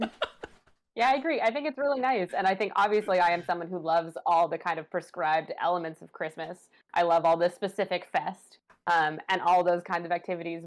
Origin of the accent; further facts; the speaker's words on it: Ottawa, Ontario, Canada; growing up in Ottawa